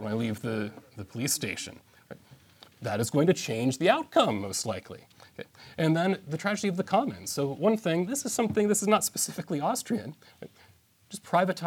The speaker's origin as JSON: {"language": "English", "country": "United States", "said": "I'm an American"}